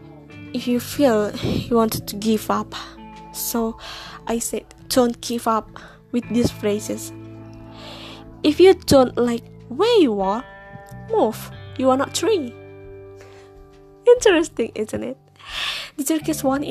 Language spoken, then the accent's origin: English; Indonesia; first language Indonesian; English is a second language; I'm Indonesian and Indonesia is my native language